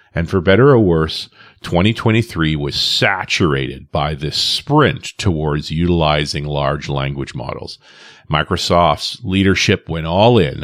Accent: Canada; I'm a Canadian living next door to the U S

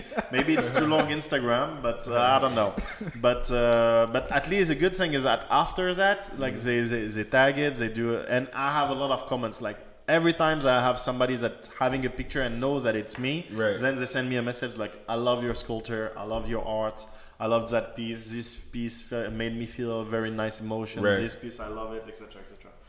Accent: China; English is a second language; So actually, social media is very new for me. Like, I came from China.

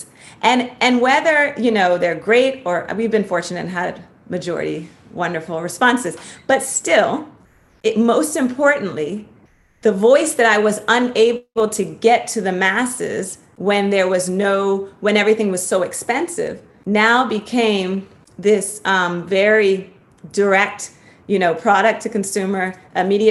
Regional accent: Washington, District of Columbia, United States; moved away as an adult; also born or lived in New York City / Los Angeles; I grew up poor in Washington, D.C.

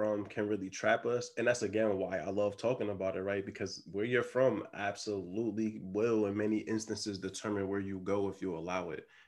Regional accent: Philadelphia, Pennsylvania, United States; moved away; also born or lived in South Orange, New Jersey / Texas / Florida; I grew up in Philly

